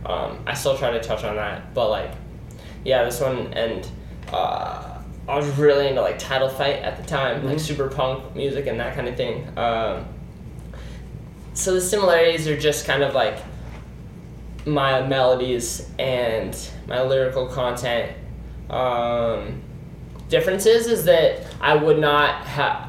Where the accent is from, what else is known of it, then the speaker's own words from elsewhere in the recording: Scottsdale, Arizona, United States; We're born and raised in Scottsdale